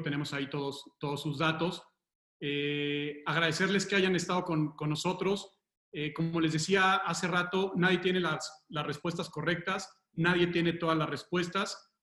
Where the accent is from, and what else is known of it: Mexico